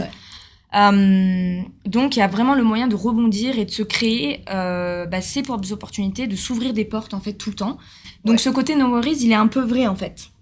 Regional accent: Bordeaux, Nouvelle-Aquitaine, France; moved away as an adult; now in Australia; moi, je suis bordelaise. J'ai toujours vécu, euh, près de ma famille

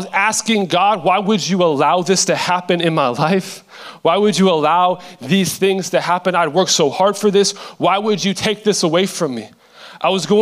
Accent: Seattle, Washington, United States; I am from Seattle, Washington

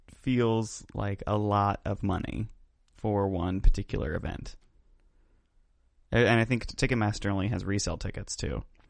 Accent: Indianapolis, Indiana, United States; They're from Indianapolis, and we're from Indianapolis.

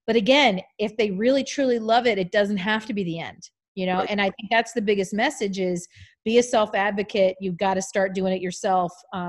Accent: East Coast, United States; but yeah, it's incredible because I'm from the East Coast. And so East Coast people normally have a very high opinion.

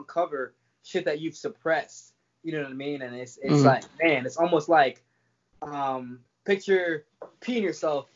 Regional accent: Jamaica; I was born in Jamaica

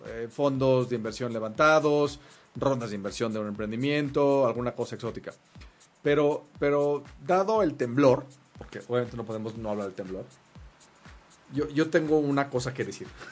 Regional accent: Mexico; somos mexicanos

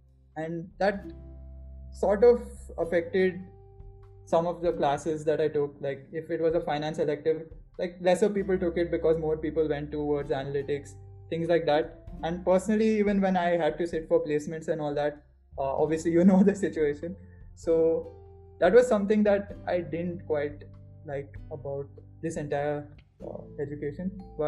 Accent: Bangalore, Karnataka, India; So, I mean, I'm from Bangalore, right? So I've mostly spent my time in the Karnataka area only.

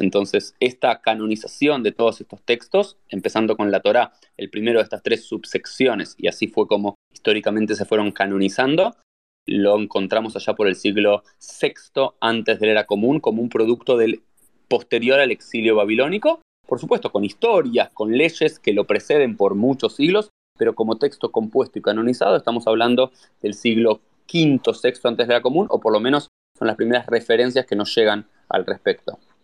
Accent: Argentina; also born or lived in Israel; now in South Florida, United States; soy argentino, soy rabino

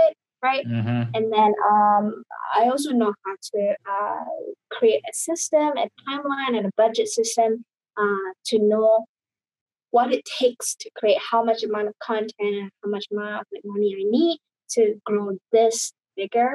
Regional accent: Indonesia; I grew up in Indonesia

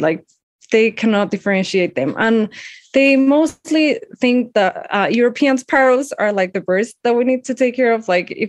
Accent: Mexico City, Mexico; I'm from Mexico City and I live here

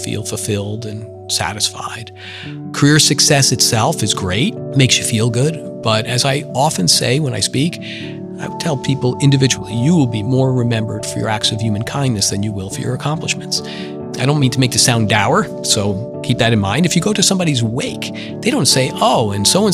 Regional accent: New York, United States; also born or lived in Queens, New York / Long Island / Fort Lee, New Jersey; I was born in Queens, New York, and spent the first 9 years of my life living in Long Island.

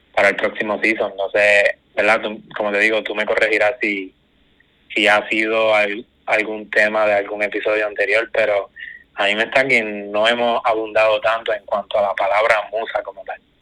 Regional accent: Guayanilla, Puerto Rico; Guayanilla, que soy de acá

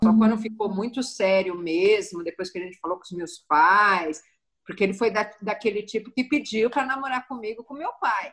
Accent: Santo André, São Paulo, Brazil; eu sou da ABC Paulista de Santo André

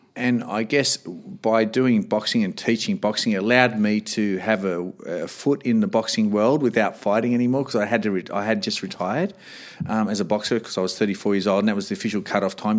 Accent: Sydney, New South Wales, Australia; moved away as an adult; also born or lived in Canberra; I'm from Sydney

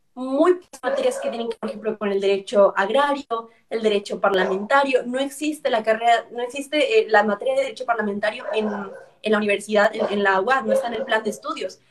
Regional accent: Ciudad Victoria, Tamaulipas, Mexico; yo soy de Ciudad Victoria

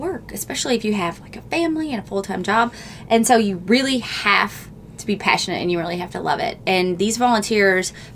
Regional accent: Louisville, Kentucky, United States; we're from Louisville.

